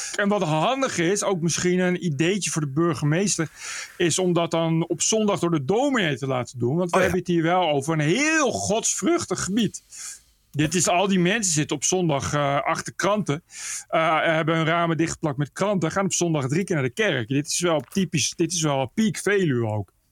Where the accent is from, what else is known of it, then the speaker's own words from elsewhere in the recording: Ede, Gelderland, Netherlands; moved away; also born or lived in Nijmegen; het is gemeente Ede, daar kom ik vandaan